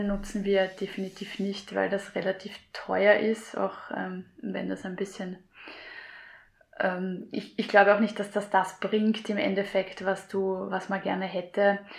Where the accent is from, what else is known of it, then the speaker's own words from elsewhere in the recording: Gumpoldskirchen, Lower Austria, Austria; so bin ich zum Singen gekommen in meiner Heimat in Gumpolskirchen